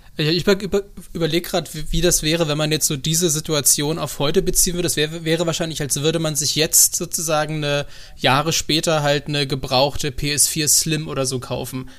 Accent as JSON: {"language": "German", "region": "Brandenburg", "country": "Germany", "tie": "born or raised there", "said": "ich bin ja in Brandenburg geboren"}